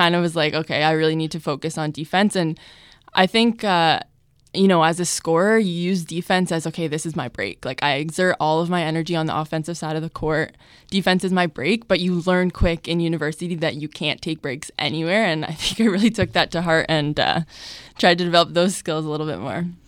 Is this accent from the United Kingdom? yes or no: no; Hamilton, Ontario, Canada; my family and my friends and my hometown